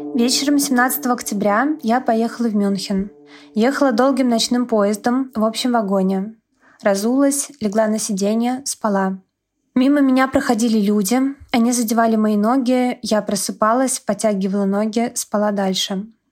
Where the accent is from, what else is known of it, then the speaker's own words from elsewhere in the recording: Russia; moved away as an adult; вернуться домой, в Россию. Вся моя работа, вся моя жизнь, мои мама и сестра там